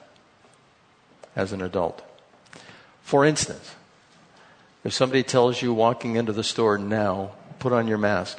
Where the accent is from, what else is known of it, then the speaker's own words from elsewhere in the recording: United States; we're from America.